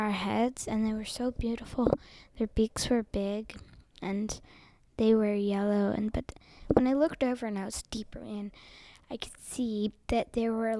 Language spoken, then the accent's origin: English; New York, United States; I'm from New York